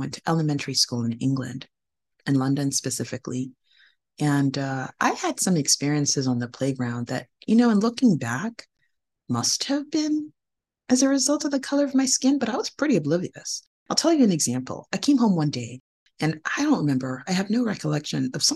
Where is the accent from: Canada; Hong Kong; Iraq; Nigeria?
Nigeria; moved away; I was born in Nigeria, a majority Black country on the west coast of Africa